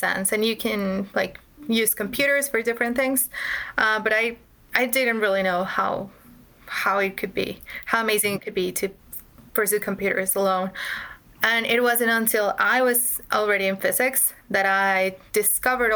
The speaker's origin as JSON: {"language": "English", "region": "Mexico City", "country": "Mexico", "said": "I'm from Mexico. I'm from Mexico City, which is definitely not a tech hub"}